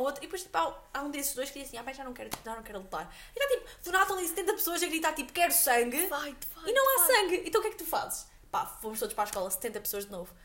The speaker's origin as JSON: {"language": "Portuguese", "town": "Aveiro", "region": "Centro", "country": "Portugal", "said": "nós cá em Aveiro, pronto, somos de Aveiro"}